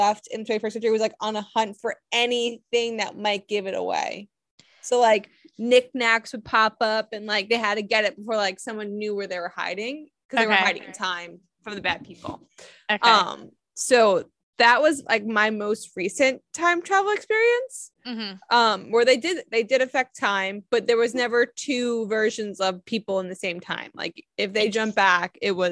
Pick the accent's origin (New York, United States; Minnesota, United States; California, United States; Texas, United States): New York, United States; Long Island; I'm from Long Island